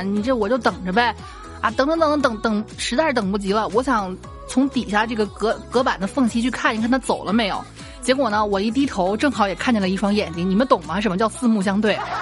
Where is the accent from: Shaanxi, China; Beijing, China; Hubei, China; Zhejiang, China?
Shaanxi, China; Xi'an; 我们西安这边不是经常举办这个城墙马拉松嘛